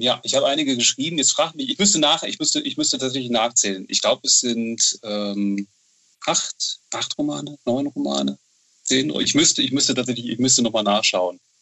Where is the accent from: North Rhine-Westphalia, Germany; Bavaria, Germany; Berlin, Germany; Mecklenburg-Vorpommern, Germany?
North Rhine-Westphalia, Germany; Bonn; ich bin, ich bin, ich bin Bonner